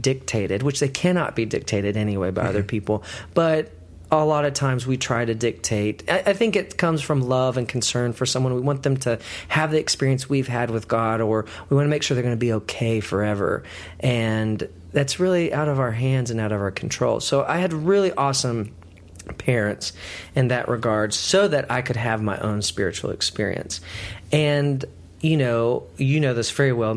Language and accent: English; Texas, United States; I grew up in Texas